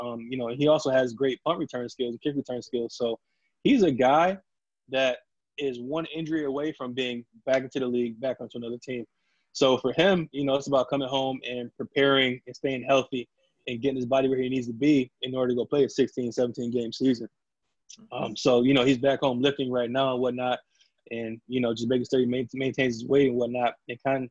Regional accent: Gates, New York, United States; I'm from Gates

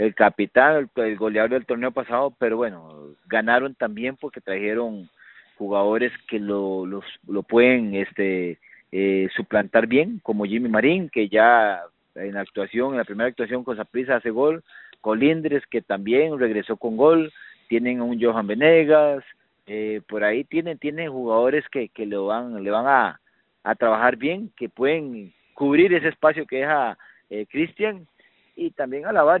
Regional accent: Costa Rica; yo siento que como buen tico

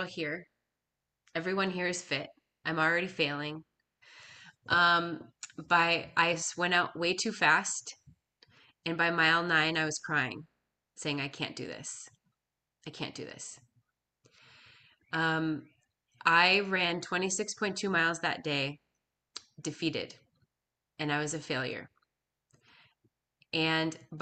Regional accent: Minnesota, United States; I was from Minnesota

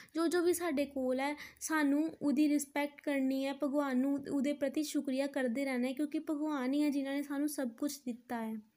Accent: Pathankot, Punjab, India; ਮੈਂ ਪਠਾਨਕੋਟ ਦੀ ਰਹਿਣ ਵਾਲੀ ਹਾਂ

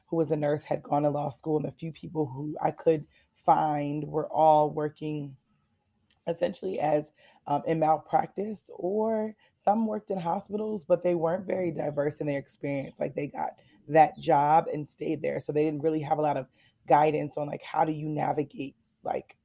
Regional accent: Connecticut, United States; moved away as an adult; also born or lived in Washington, D.C. / Baltimore; originally I'm from Connecticut

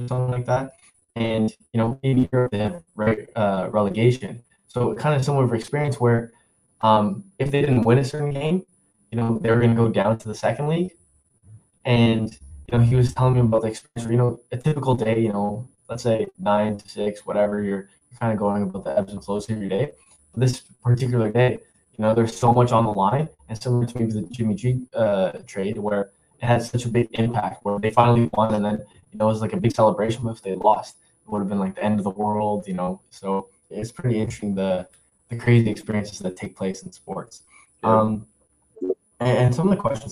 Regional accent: Canada; I'm Canadian

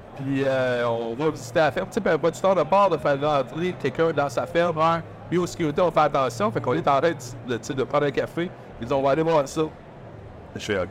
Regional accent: Rivière-du-Loup, Quebec, Canada; also born or lived in New Brunswick; now in Saint-Michel-de-Bellechasse, Canada; Je suis natif de la rivière du Loup

